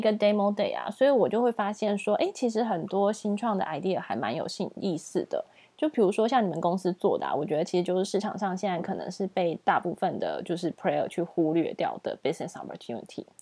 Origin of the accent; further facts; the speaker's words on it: Taiwan; also born or lived in United Kingdom / Singapore; 我们在新加坡认识的那些台湾朋友